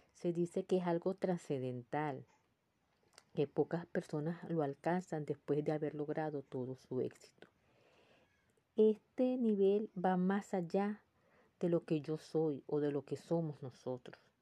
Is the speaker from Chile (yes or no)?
no; Venezuela; moved away as an adult; Ya había alcanzado el cuarto nivel en mi país, en Venezuela, y ahora estoy en otro país como emigrante